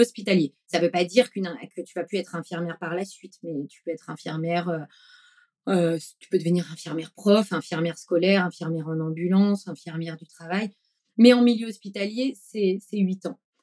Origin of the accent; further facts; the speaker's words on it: Brittany, France; also born or lived in Paris; now in Bordeaux, France; je suis née en Bretagne dans les années 80